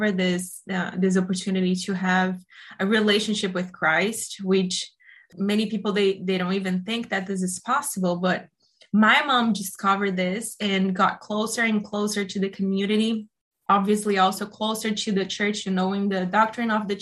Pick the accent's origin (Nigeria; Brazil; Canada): Brazil; moved away as an adult; also born or lived in Italy; now in Boston, United States; I am Brazilian. I grew up in Brazil.